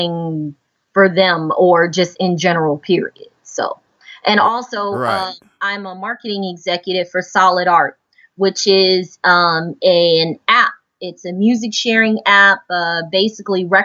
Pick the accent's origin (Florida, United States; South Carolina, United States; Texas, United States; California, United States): Texas, United States; Houston; I was born in Houston, born and raised in Houston. And I'm currently in Houston now.